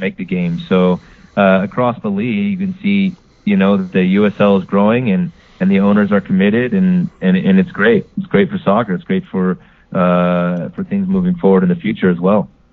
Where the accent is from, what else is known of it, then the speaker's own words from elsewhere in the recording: Phoenix, Arizona, United States; in my hometown, you know, Phoenix